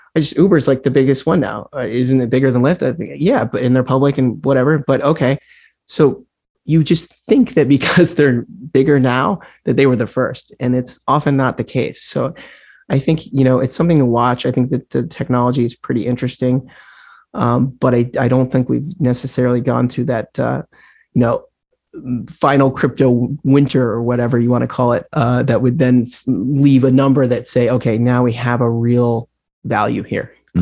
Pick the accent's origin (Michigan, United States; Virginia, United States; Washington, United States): Washington, United States; Mercer Island; also born or lived in Fort Lauderdale, Florida / New York City; now in Stockbridge, United States; I grew up just outside of Seattle in a small, well, small, I don't want to use the word small town because that means something else in the Berkshires, but yeah, yeah. you know, small compared to Seattle